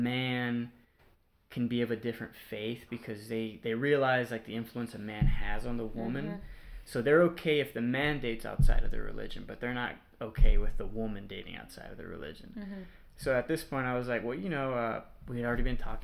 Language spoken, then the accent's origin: English; Houston, Texas, United States; born or raised there